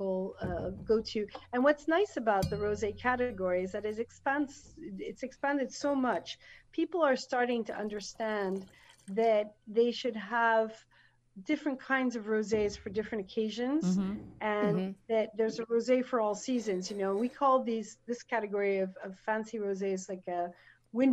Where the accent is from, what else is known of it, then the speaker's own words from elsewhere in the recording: United States; moved away as an adult; now in France; an American woman in the south of France